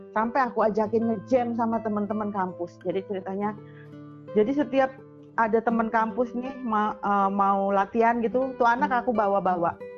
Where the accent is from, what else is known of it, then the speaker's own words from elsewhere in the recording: Surabaya, East Java, Indonesia; now in Jakarta, Indonesia; aku dari Surabaya pindah ke Jakarta 94